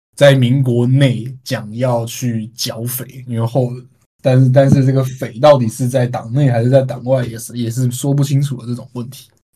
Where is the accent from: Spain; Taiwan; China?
Taiwan; 作为台湾人